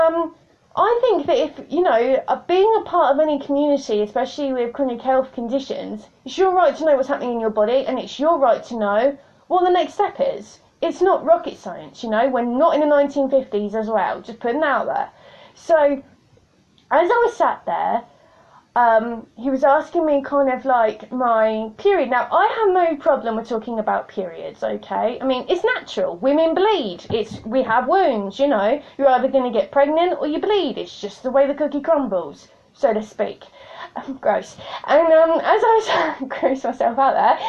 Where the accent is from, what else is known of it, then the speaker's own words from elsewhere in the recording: United Kingdom; I'm British